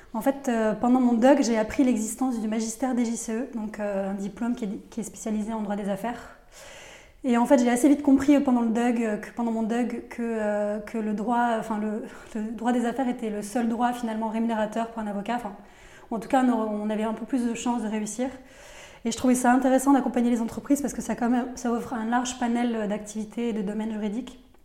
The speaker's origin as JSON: {"language": "French", "town": "Nîmes", "region": "Occitania", "country": "France", "tie": "born or raised there", "also_born_or_lived": "Paris / United States", "moved": "as an adult", "said": "une jeune fille qui vivait en province. Je vivais à Nîmes, donc moi je viens du sud de la France"}